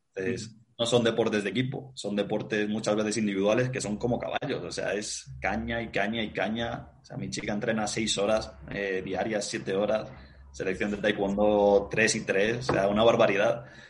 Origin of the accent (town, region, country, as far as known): Spain